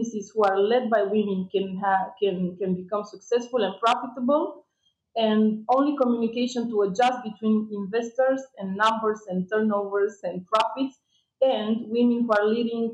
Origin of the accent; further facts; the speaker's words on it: Romania; it was a minus sometimes to come from Romania